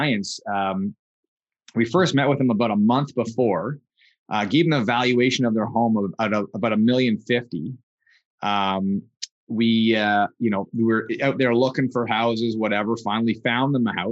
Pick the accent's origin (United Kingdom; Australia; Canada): Canada; Kingston, Ontario; both my wife and I grew up in Kingston, Ontario.